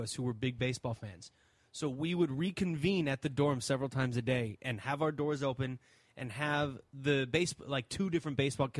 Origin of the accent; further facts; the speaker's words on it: St. Louis, Missouri, United States; moved away; also born or lived in Los Angeles; I'm from St. Louis.